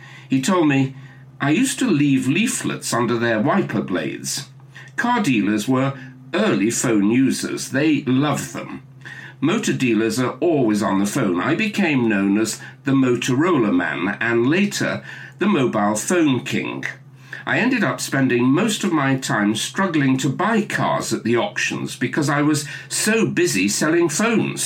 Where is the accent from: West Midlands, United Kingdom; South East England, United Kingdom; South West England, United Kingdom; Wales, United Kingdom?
West Midlands, United Kingdom; Staffordshire; I have an affection for Staffordshire. My mother came from there, and it's where I was born